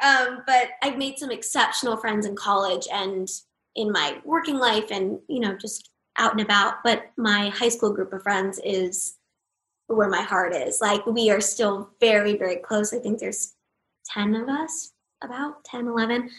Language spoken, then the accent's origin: English; Los Angeles, California, United States; I grew up here